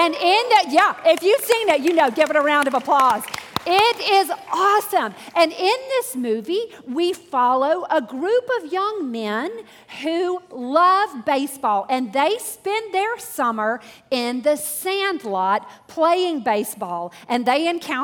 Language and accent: English; Laurel, Mississippi, United States; I grew up in Laurel, Mississippi, in the Deep South